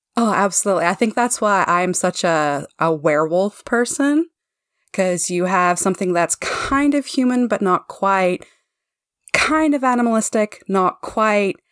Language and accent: English; Canada; I'm a Canadian living in Canada